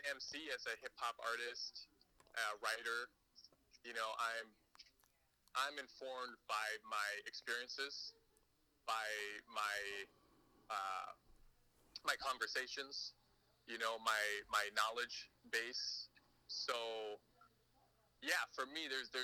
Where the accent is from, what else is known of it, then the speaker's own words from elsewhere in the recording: California, United States; also born or lived in Moscow, Idaho / Pakistan / Marshall Islands; now in Honolulu, United States; I grew up mostly in California